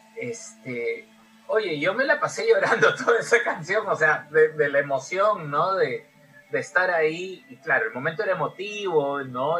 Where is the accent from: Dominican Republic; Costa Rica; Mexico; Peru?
Peru; somos peruanos